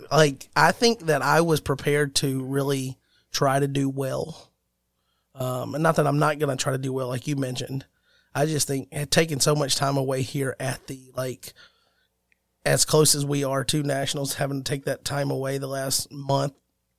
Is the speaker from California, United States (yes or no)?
no; Alabama, United States; And that's how you know we're from Alabama, because that's how we end podcast.